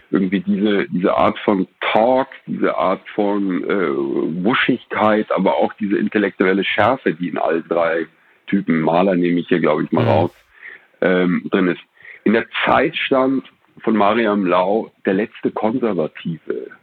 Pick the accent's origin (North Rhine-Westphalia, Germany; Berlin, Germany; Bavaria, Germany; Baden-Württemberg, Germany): Berlin, Germany; ich bin in den 70ern in Berlin aufgewachsen